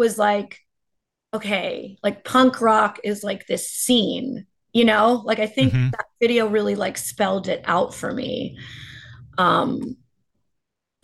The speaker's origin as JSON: {"language": "English", "region": "New Jersey", "country": "United States", "said": "I am from North Jersey"}